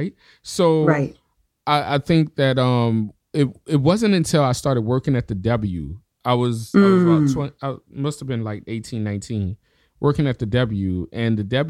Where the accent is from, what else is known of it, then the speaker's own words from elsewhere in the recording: the South, United States; I grew up in the South, and you know, it's a heavily religious area.